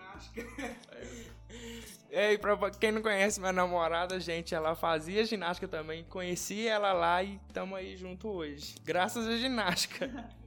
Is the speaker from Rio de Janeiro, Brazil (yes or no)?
no; Ouro Preto, Minas Gerais, Brazil; sou nascido aqui em Ouro Preto